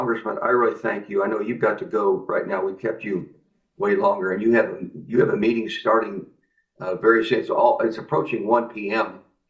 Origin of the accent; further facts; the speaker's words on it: Kansas, United States; the farm I grew up on in Kansas.